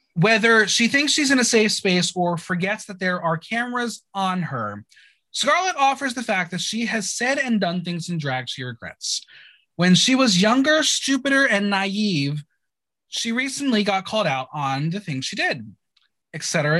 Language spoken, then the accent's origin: English; United States; I'm an American